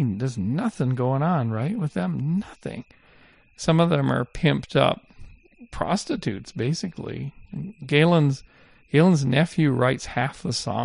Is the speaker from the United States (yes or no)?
no; Canada; moved away; when I was growing up in Canada in the 70s